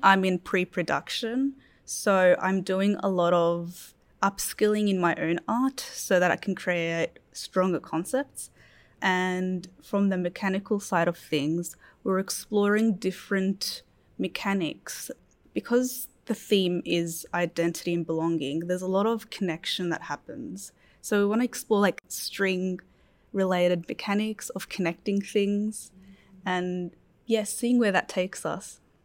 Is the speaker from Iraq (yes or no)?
yes; Iraq; moved away; I come from Iraq